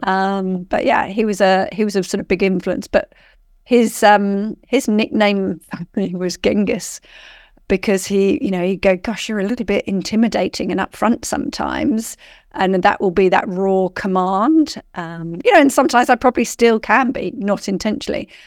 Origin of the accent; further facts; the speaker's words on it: rural Surrey, South East England, United Kingdom; now in Australia; I grew up in, um, rural Surrey in England.